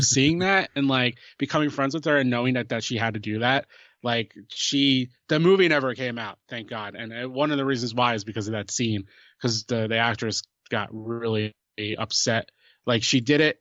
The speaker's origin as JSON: {"language": "English", "region": "New Jersey", "country": "United States", "said": "I'm from New Jersey"}